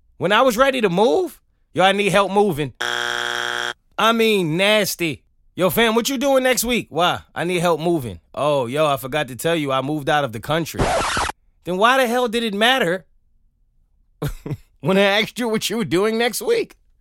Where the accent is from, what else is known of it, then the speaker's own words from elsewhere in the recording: New York, United States; as a New Yorker